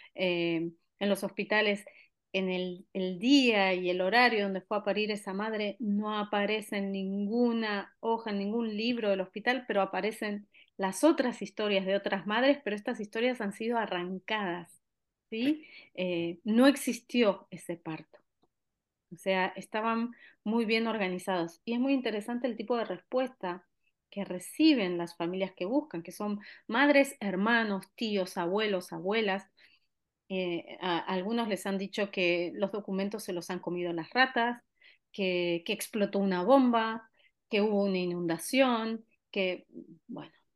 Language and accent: Spanish; Argentina; now in Barcelona, Spain; en mi país de origen